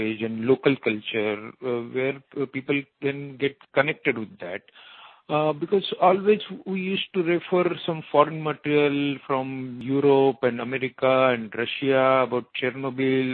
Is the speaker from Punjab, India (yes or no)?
no; Mumbai, Maharashtra, India; I am from Mumbai in India